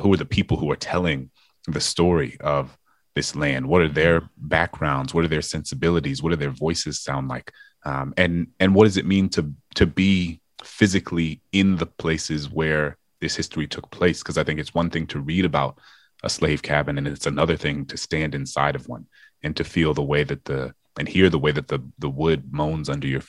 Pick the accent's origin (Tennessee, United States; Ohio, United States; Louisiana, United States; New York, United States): Louisiana, United States; New Orleans; my hometown in New Orleans